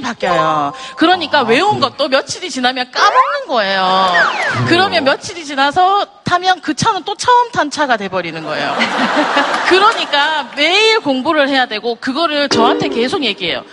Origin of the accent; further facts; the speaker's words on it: Ulsan, South Korea; 울산에서 온